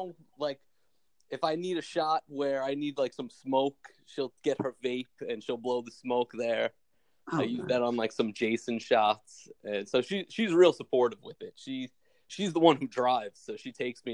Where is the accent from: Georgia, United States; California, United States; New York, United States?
New York, United States; New York City; I'm from Brooklyn, New York